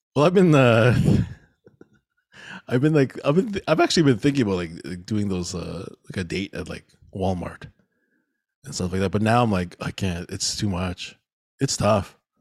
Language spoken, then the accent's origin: English; Mississauga, Ontario, Canada; we grew up here in Mississauga